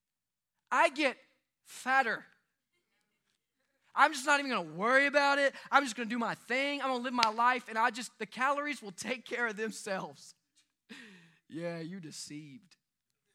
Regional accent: United States; as an American follower of Jesus Christ

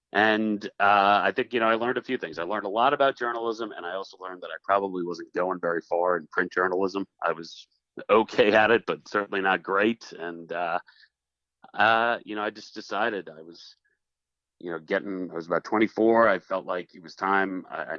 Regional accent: Long Island, New York, United States; moved away as an adult; also born or lived in Buffalo; I'm from Long Island.

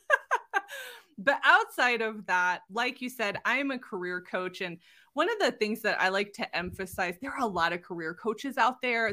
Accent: Southern California, United States; moved away as an adult; now in Utah, United States; I'm originally from Southern California and spent the majority of my life there.

